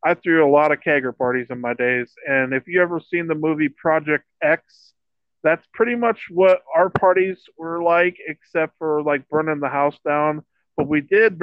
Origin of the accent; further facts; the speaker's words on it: Iowa, United States; I'm from Iowa